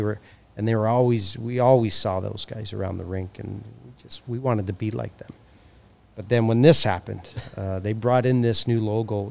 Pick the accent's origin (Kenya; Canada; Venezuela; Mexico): Canada; Hamilton, Ontario; I'm from Hamilton, which is just down the street.